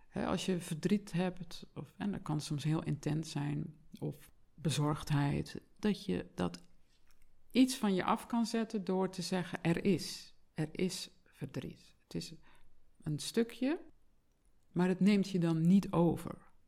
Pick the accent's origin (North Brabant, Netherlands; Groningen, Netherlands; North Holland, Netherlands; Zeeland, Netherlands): Zeeland, Netherlands; moved away; ik kom uit Zeeland oorspronkelijk